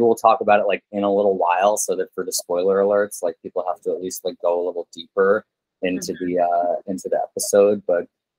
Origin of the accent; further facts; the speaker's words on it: New York City, New York, United States; I'm a native New Yorker.